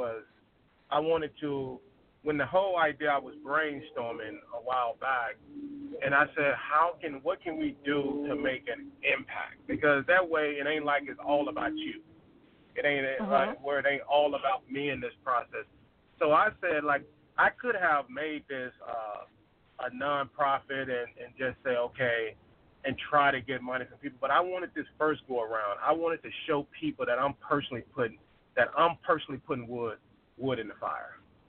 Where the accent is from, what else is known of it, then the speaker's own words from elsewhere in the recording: Arkansas, United States; moved away; I'm originally from Arkansas. And when I grew up there, I left in like 2002. And when I left there, you know, certain areas were like pretty decent areas, you know.